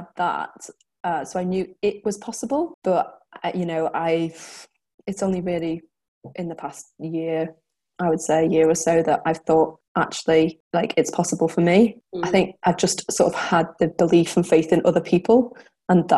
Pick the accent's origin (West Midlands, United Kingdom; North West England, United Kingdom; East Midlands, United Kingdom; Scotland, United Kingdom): North West England, United Kingdom; the Wirral; I'm from the Wirral, which is just outside of Chester.